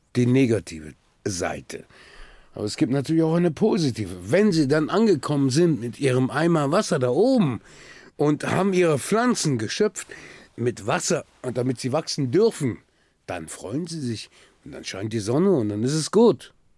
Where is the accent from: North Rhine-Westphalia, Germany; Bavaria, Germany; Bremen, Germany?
Bremen, Germany; also born or lived in Silifke, Mersin, Turkey; now in Berlin, Germany; Ich bin in Bremen aufgewachsen